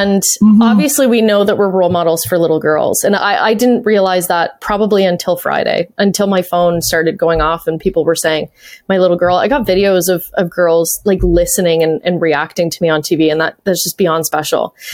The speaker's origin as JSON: {"language": "English", "country": "Canada", "said": "a Canadian fan back then"}